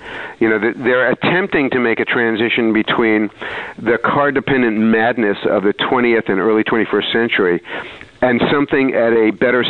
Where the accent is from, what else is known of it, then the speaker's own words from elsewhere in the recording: New York, United States; also born or lived in Saratoga Springs, New York; now in Greenwich, New York, United States; I grew up in New York, as a boomer generation kid